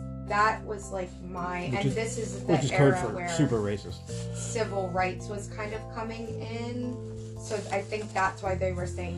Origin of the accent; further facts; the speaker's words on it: United States; as an American